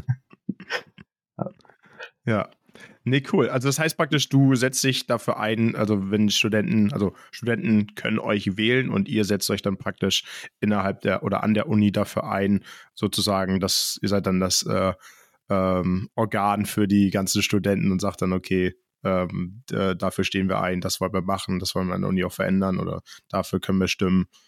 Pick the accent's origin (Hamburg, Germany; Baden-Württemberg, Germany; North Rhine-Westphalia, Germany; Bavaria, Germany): Hamburg, Germany; now in Münster, Germany; Ich komme ursprünglich aus Hamburg